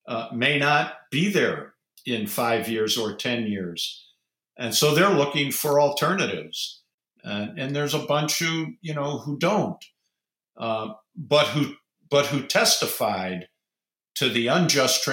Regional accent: Ohio, United States; I'm from Ohio

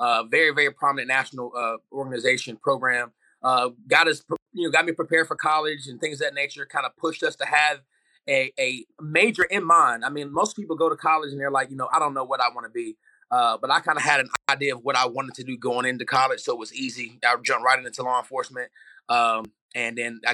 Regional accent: Chapel Hill, North Carolina, United States; I'm from a small town here in North Carolina. It's called just Chapel Hill

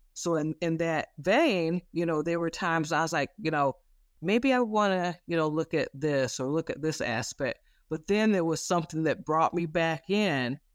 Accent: Flint, Michigan, United States; I grew up in the Flint, Michigan area.

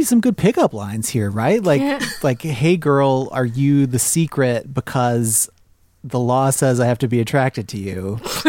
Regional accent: Ohio, United States; I'm from Ohio

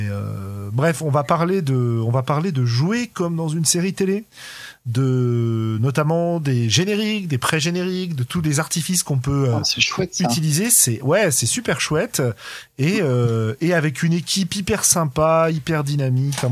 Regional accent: France; on est français.

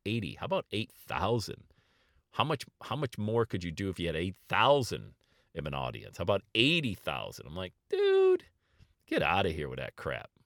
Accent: Bradford, Pennsylvania, United States; now in Cincinnati, United States; growing up in Bradford, P

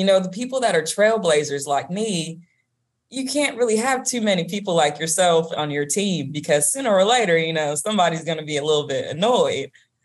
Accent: Georgia, United States; accent: Southern drawl; I'm from Georgia

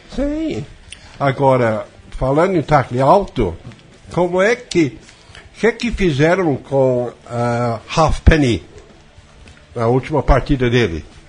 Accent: Wales, United Kingdom; Portuguese is a second language; moved away as an adult; also born or lived in England; now in Brazil; aos três anos de idade eu fui levado para o país de Gales e até eu sair da Grã-Bretanha e vir para o ao Brasil, toda a minha vida foi praticamente no país de Gales. Sou e, galês

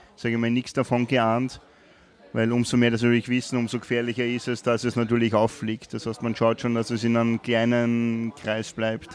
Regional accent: Wolkersdorf, Lower Austria, Austria; moved away as an adult; also born or lived in Carinthia / Vienna; in der Ortschaft in Wolkersdorf, wo ich aufgewachsen bin

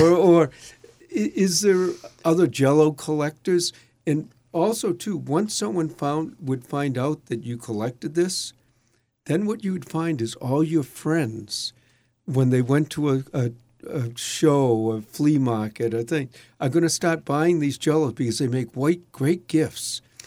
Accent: Boston, Massachusetts, United States; when I grew up in Dorchester, which is a s, section of Boston

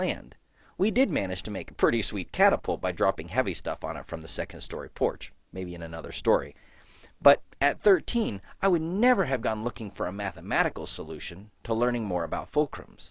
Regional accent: Southeast, United States; I grew up in the Southeast

